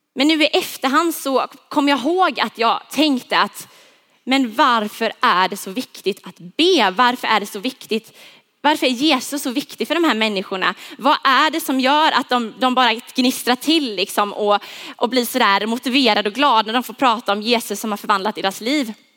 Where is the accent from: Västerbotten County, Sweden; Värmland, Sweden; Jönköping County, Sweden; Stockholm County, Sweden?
Jönköping County, Sweden; Huskvarna; Jag är uppvuxen, född och uppvuxen i Huskvarna.